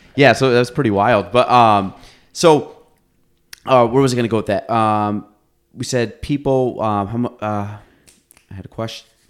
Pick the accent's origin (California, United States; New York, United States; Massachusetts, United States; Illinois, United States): New York, United States; Chazy; I grew up in Chase East